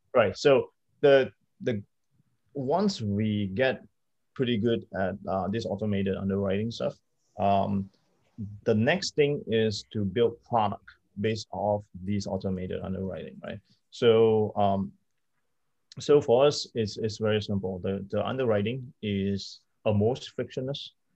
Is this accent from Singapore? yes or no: no; Malaysia; moved away as an adult; also born or lived in New York; I'm, I'm Malaysian.